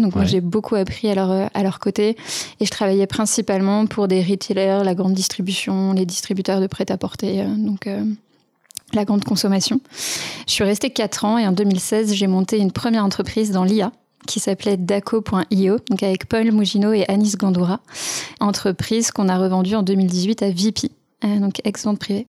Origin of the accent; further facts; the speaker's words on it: Sevelinges, Auvergne-Rhône-Alpes, France; je viens d'un petit village qui s'appelle Sevelinge, qui est pas très loin de Roanne, qui est lui-même pas très loin de Lyon